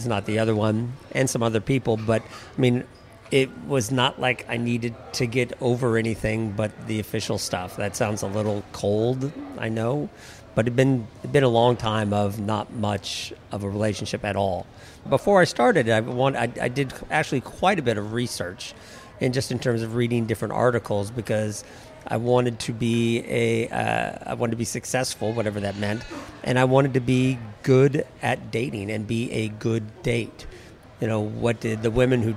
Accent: Seattle, Washington, United States; now in Washington, D.C., United States; I'm from Seattle. I've been in Washington, D.C. for almost 30 years

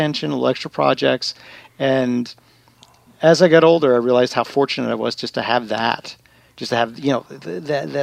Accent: Long Island, New York, United States; I grew up in Long Island, New York

